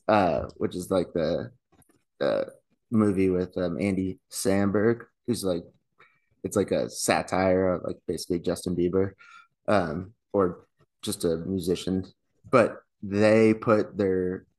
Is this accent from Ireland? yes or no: yes; Ireland; and I'm Irish.